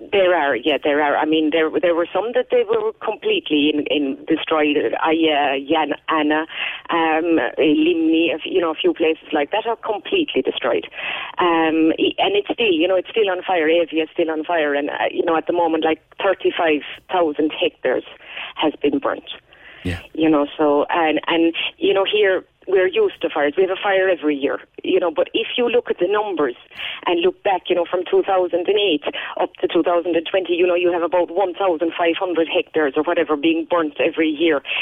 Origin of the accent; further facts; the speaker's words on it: Kerry, Munster, Ireland; moved away; I'm from Kerry